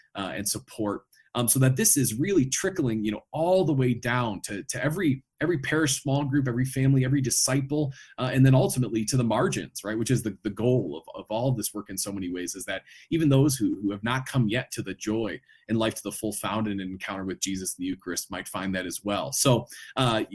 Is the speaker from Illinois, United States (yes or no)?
yes; Chicago, Illinois, United States; now in Denver, United States; I'm from the Chicagoland area originally. We live in Denver now